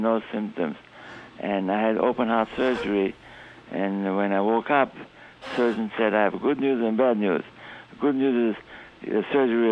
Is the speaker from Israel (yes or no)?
yes; Israel; now in Chicago, United States; Originally, I'm from Israel.